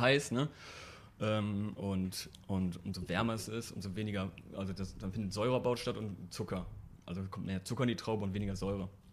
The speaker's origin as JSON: {"language": "German", "town": "Gummersbach", "region": "North Rhine-Westphalia", "country": "Germany", "said": "ich komme hier aus der Ecke von Köln, also aus Gummersbach"}